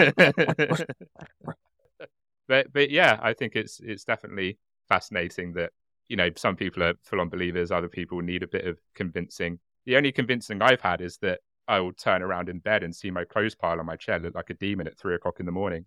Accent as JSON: {"language": "English", "country": "United Kingdom", "said": "as a British person"}